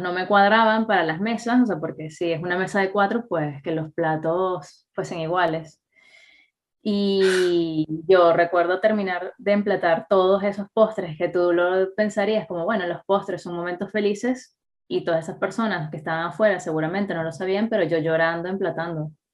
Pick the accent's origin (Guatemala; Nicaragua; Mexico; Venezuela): Venezuela; moved away; also born or lived in Catalonia; nosotros como venezolanos